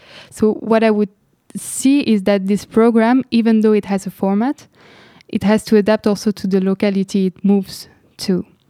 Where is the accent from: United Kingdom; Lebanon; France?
Lebanon; When I was growing up in Lebanon, what I was witnessing is that people really dare to really talk all the time about their neighborhood